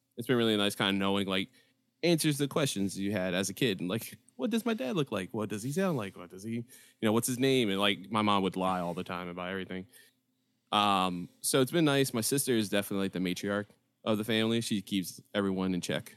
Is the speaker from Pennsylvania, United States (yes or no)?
yes; Philadelphia, Pennsylvania, United States; I grew up in North Philly